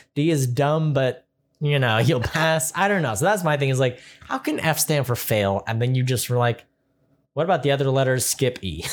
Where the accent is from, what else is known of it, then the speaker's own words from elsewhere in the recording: California, United States; also born or lived in Rexburg, Idaho; I'm from California